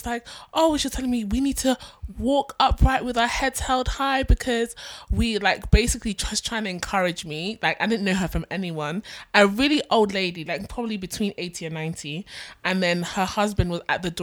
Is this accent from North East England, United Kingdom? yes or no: no; London, United Kingdom; we're from London, we're from England.